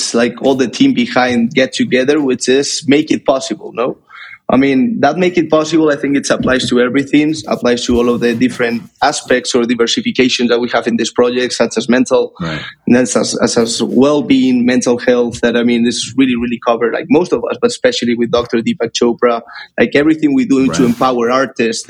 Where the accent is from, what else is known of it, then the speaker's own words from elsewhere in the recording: Madrid, Community of Madrid, Spain; I'm currently in Madrid. This is actually my hometown.